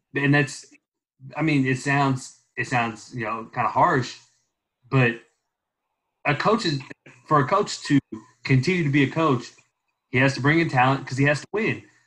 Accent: Louisville, Kentucky, United States; I grew up in Louisville, I coach kids

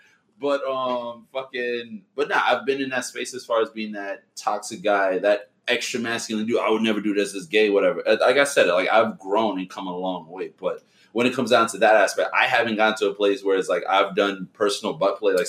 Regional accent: New York City, New York, United States; also born or lived in West Indies; I'm from New York.

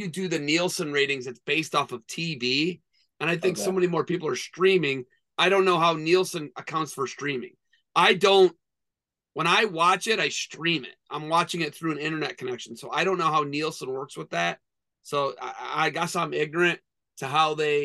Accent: Toledo, Ohio, United States; I grew up in the Toledo area

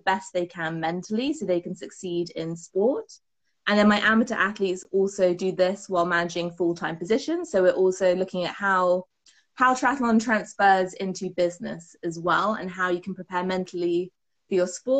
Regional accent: United Kingdom; I am from the UK, from my accent

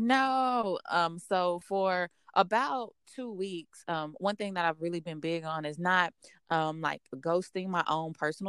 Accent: Dallas, Texas, United States; So I'm originally from Dallas. I grew up in a section of Dallas called South Oak Cliff.

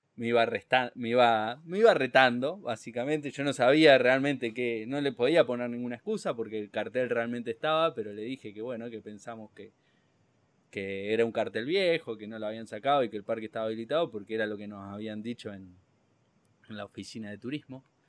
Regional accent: Argentina; Bien de argentino

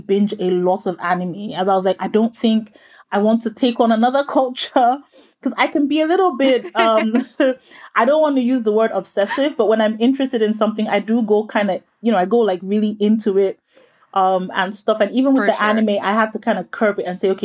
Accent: Nigeria; I'm Nigerian, and that's obviously a country in West Africa.

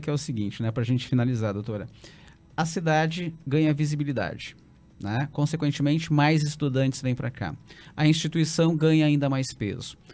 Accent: Santa Maria, Rio Grande do Sul, Brazil; eu que fui criado em Santa Maria

